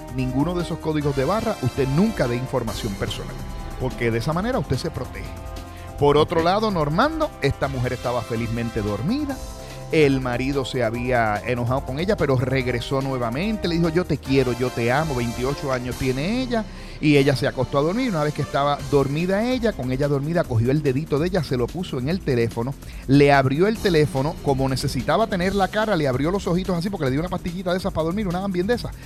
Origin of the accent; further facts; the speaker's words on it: Puerto Rico; los puertorriqueños tenemos ciudadanía norteamericana